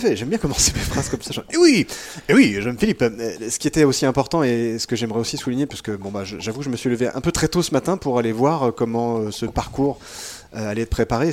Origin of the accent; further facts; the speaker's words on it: France; on est français, qu'on est en France